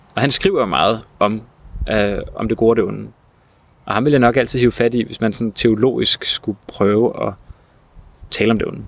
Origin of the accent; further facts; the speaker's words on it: Hellerup, Capital Region of Denmark, Denmark; der, hvor jeg voksede op i, i Hellerup